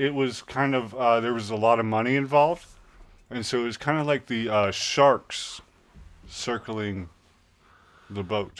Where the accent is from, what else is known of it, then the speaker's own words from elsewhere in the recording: Southwest, United States; And we moved outside of the city. And I was, again, I mean, growing up in the Southwest, I was still white. Very Hispanic culture, which is okay.